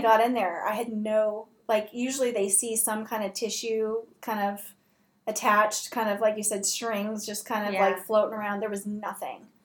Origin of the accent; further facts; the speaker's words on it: Southern California, United States; moved away; also born or lived in Seattle; I'm from Southern California